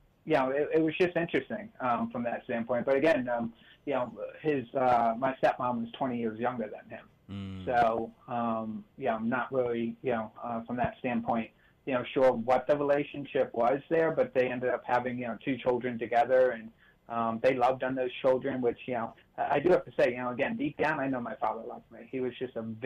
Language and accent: English; United States; I grew up right outside New York City